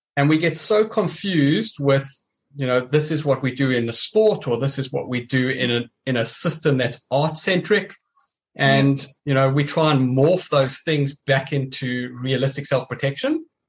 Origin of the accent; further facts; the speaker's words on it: South Africa; growing up in South Africa and training the way I did